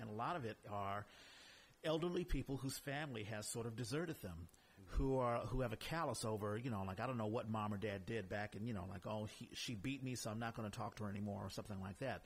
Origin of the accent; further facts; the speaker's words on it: Washington, District of Columbia, United States; I grew up in Washington, D.C.